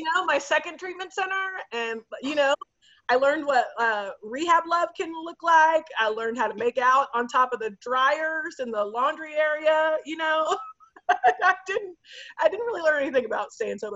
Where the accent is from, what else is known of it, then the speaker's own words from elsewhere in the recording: Dallas, Texas, United States; I grew up in Dallas